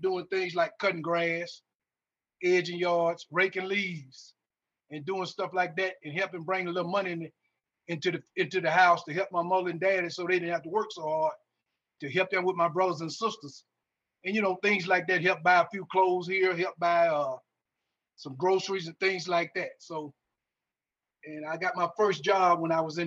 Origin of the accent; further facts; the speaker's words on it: Greenville, Mississippi, United States; I'm from Greenville, Mississippi